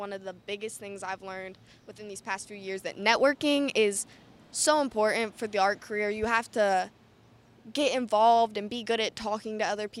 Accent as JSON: {"language": "English", "town": "Akron", "region": "Ohio", "country": "United States", "also_born_or_lived": "Canton", "said": "I'm from Akron and Canton, and it's my city, from Ohio"}